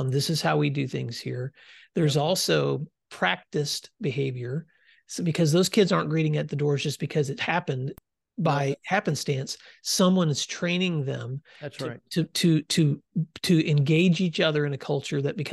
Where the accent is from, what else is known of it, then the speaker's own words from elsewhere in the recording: West Tennessee, United States; I grew up in West Tennessee, and so I'm a kid that saw a lot of dirt